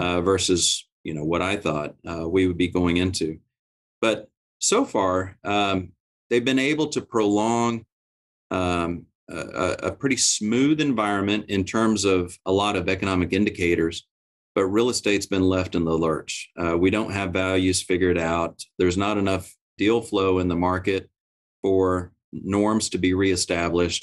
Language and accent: English; Oklahoma, United States; I'm from Oklahoma